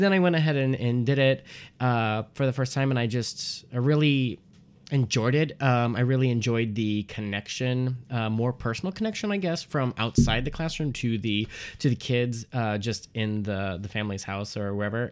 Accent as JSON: {"language": "English", "town": "Port Huron", "region": "Michigan", "country": "United States", "also_born_or_lived": "Detroit, Michigan", "moved": "as an adult", "lives_now": "Chicago, United States", "said": "I'm originally from Detroit, Michigan, and, um, or Port Huron"}